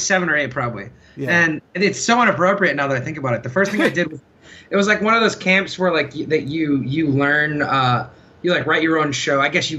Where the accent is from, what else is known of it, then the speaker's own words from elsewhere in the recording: San Antonio, Texas, United States; moved away as an adult; also born or lived in Ohio; No, I grew up in Texas.